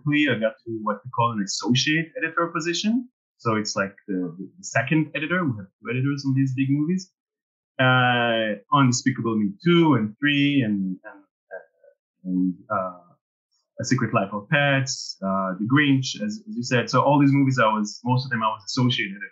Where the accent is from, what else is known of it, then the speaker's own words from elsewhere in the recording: Israel; moved away as an adult; now in France; So I actually grew up in Israel. I'm originally from Israel, so kind of small country. And I came to France to study.